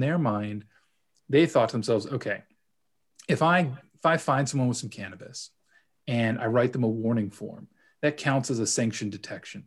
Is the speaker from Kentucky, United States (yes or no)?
no; Los Angeles, California, United States; moved away as an adult; also born or lived in United Kingdom; now in Toronto, Canada; originally from Los Angeles, but uh, spent some time in the UK doing my uh, my grad school work there, and uh, now I'm here in Toronto